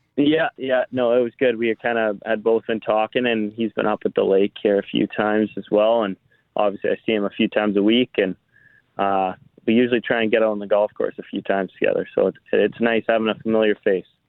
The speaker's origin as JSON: {"language": "English", "town": "Foxwarren", "region": "Manitoba", "country": "Canada", "tie": "born or raised there", "said": "my hometown, Foxwin"}